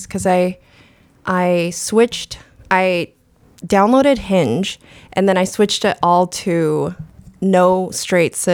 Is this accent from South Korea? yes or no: yes; South Korea; moved away; I was born in Korea